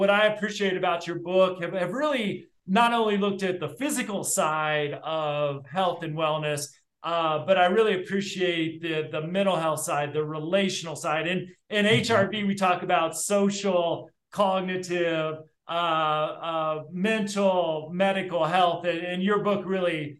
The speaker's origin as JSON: {"language": "English", "town": "South Bend", "region": "Indiana", "country": "United States", "tie": "born or raised there", "also_born_or_lived": "Muncie, Indiana / West Lafayette, Indiana", "moved": "as an adult", "said": "I was born in South Bend"}